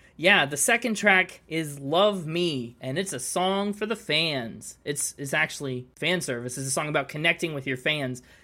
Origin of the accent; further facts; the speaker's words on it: United States; I'm American.